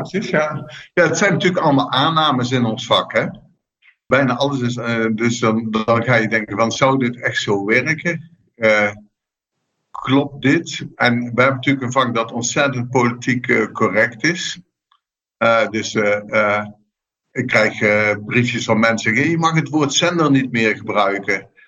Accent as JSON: {"language": "Dutch", "region": "southern Netherlands", "country": "Netherlands", "said": "Ik kom uit Zuid-Nederland"}